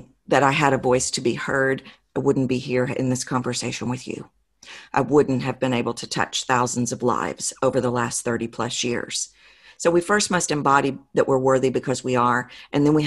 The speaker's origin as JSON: {"language": "English", "region": "the South", "country": "United States", "accent": "Southern", "said": "I'm from the South, as your audience has probably figured out from my accent."}